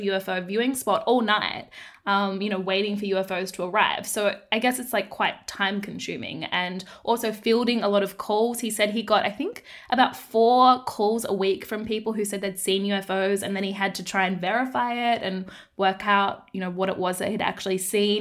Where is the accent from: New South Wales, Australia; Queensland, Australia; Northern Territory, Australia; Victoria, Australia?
Northern Territory, Australia; Darwin; I grew up in the Northern Territory in Darwin